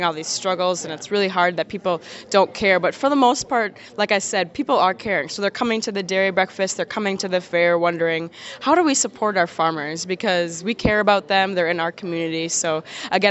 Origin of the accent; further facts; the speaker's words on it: Milton, Wisconsin, United States; also born or lived in Madison, Wisconsin; growing up in Milton, not everybody lived on a farm, but everybody knew I lived on a farm